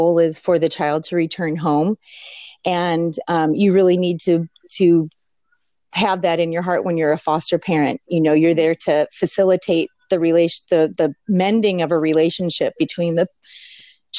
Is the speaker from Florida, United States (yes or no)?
no; St. Louis, Missouri, United States; also born or lived in Washington State; now in Washington, United States; I live in Washington State. I'm originally from the Midwest, St. Louis, Missouri